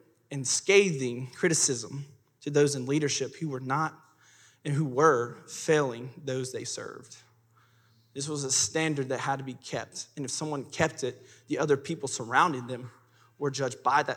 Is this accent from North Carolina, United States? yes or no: yes; Madison, North Carolina, United States; I'm from Madison.